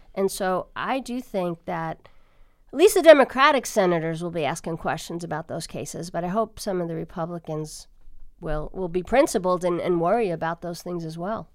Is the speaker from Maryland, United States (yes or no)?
no; Long Island, New York, United States; moved away; I'm from New York, in New York, on Long Island, Levittown, where my, my relatives lived